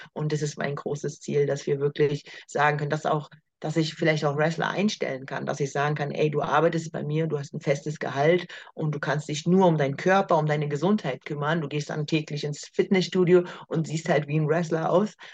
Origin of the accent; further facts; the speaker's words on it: Berlin, Germany; in Berlin, in meiner Heimatstadt